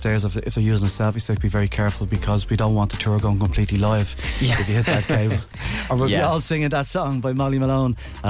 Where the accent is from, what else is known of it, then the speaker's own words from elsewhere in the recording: Dublin, Leinster, Ireland; I'm born and bred in Dublin. I'm a Dub. I suppose, as you say, blessed twice in my life. Once to be a Dub, the second to be a North Sider.